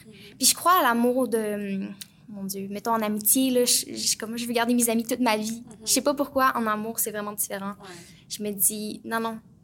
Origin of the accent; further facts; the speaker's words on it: Plessisville, Quebec, Canada; moved away; je viens de Plessisville, euh, donc en région